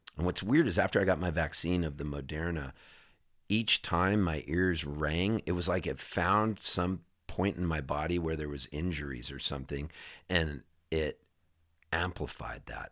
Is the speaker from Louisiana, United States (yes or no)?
no; Southern California, United States; also born or lived in Halifax, Canada; I'm a Californian, you know, for all intents and purposes, I have a Canadian passport, but I was raised in Southern California